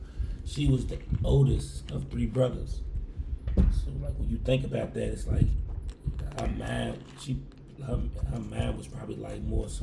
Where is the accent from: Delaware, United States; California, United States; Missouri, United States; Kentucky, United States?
Kentucky, United States; Louisville; I grew up in the West Louisville, Kentucky.